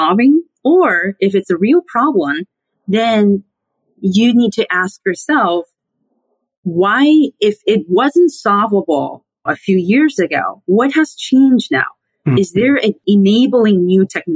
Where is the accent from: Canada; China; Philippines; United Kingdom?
China; Sichuan; moved away as an adult; now in United States; I grew up in mainland China. I hail from Sichuan, which is also hometown to giant pandas, hot pot, and Deng Xiaoping. And I came to the U.S. for graduate school about 12 years ago, and I've lived here since then